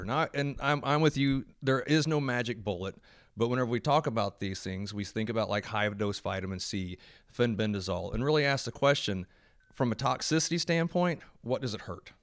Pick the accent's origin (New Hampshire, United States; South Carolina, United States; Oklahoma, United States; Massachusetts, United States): Oklahoma, United States; I'm from Oklahoma